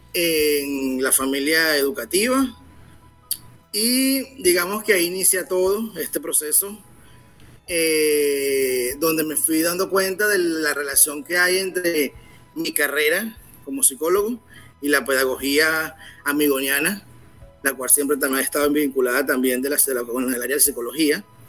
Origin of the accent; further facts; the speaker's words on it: Venezuela; soy venezolano